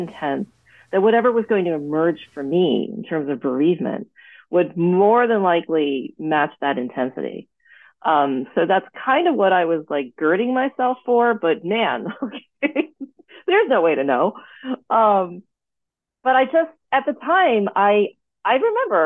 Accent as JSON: {"language": "English", "country": "United States", "tie": "born or raised there", "said": "an American-born daughter of Thai immigrants"}